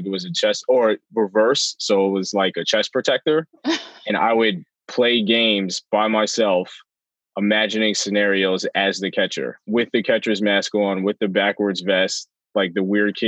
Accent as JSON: {"language": "English", "town": "New York City", "region": "New York", "country": "United States", "tie": "born or raised there", "said": "I grew up in Parkchester in the Bronx"}